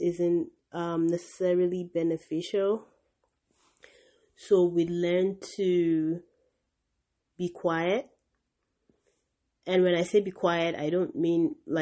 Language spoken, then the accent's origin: English; Nigeria; my own culture as a Nigerian